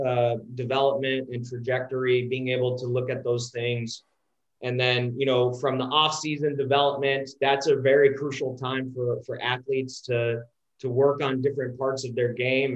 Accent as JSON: {"language": "English", "area": "a small town outside of Dallas", "region": "Texas", "country": "United States", "tie": "born or raised there", "said": "I grew up in a small town outside of uh, outside of Dallas, Texas."}